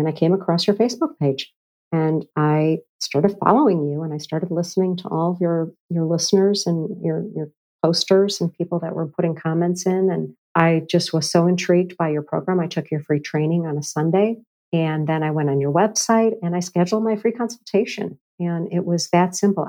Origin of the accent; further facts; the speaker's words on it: Chicago, Illinois, United States; moved away; I've come back to Chicago, my hometown